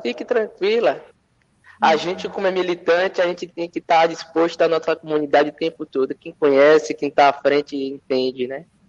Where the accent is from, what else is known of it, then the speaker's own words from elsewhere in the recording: Salvador, Bahia, Brazil; eu fui nascido lá no Tororó. Eu sou fruto do Tororó